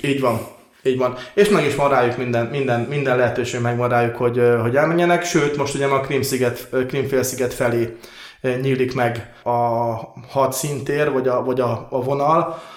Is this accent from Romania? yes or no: no; Transcarpathia, Zakarpattia Oblast, Ukraine; én Kárpátalján születtem